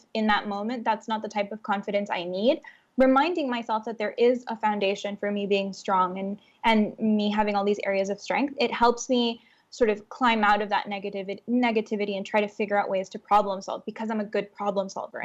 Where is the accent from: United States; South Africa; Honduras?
Honduras; growing up in Honduras